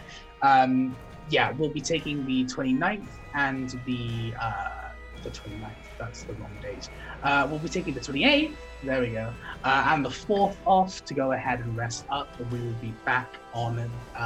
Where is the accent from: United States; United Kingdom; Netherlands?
United Kingdom; I'm British